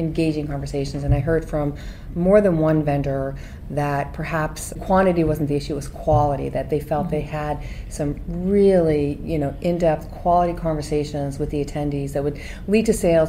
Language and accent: English; Boston, Massachusetts, United States; I grew up in Boston